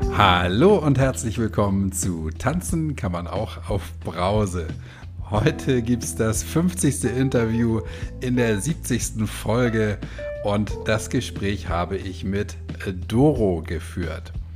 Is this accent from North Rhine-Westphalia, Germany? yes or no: no; Hamburg, Germany; Ich bin hier in Hamburg groß geworden und irgendwie auch nie so richtig rausgekommen